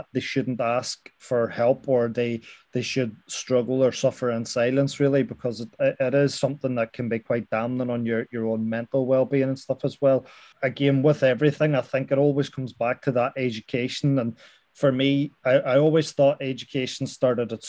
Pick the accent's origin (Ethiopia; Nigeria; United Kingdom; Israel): United Kingdom; Derry, Northern Ireland; growing up in Derry as well, being a Catholic